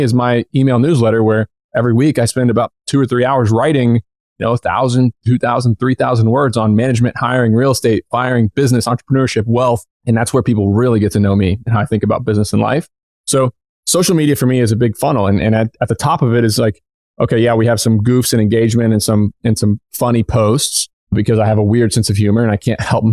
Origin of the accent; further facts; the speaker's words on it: Southern Indiana, United States; moved away as an adult; also born or lived in upstate New York; I grew up in Southern Indiana.